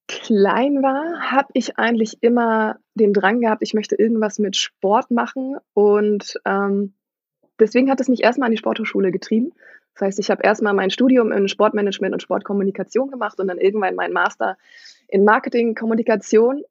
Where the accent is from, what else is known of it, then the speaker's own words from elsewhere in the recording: Schleswig-Holstein, Germany; ich bin in Norddeutschland groß geworden. Und Norddeutschland ist tatsächlich eher eine Handballregion